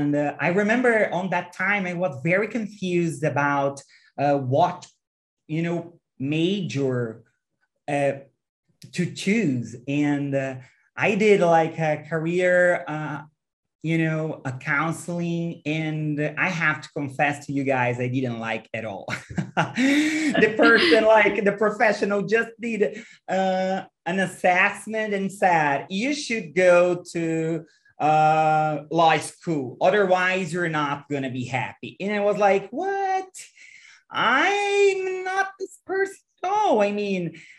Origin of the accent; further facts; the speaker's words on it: Brazil; I'm from Brazil and I'm 35 years old